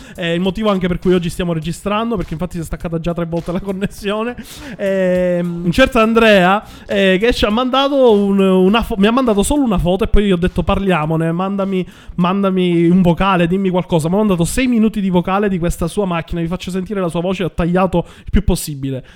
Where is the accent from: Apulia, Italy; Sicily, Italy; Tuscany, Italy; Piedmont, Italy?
Sicily, Italy; now in Milan, Italy; io che vengo dalla Sicilia